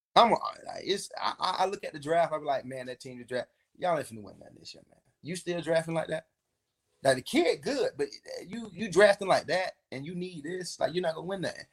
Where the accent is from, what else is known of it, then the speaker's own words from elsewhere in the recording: Davenport, Florida, United States; I'm a kid from Polk County